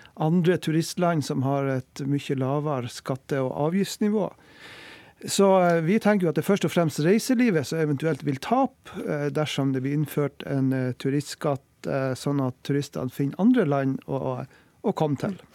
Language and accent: Norwegian; Lofoten, Nordland, Norway; jeg er fra Lofoten